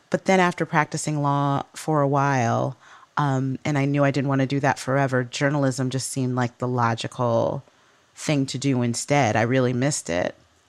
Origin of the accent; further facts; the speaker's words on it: Midwest, United States; accent: Midwestern; She also got rid of my Midwestern accent.